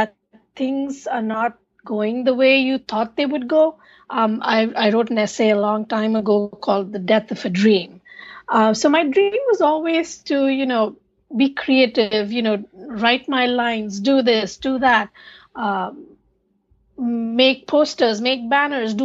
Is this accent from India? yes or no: yes; India; moved away as an adult; now in United States; I grew up in India with my grandparents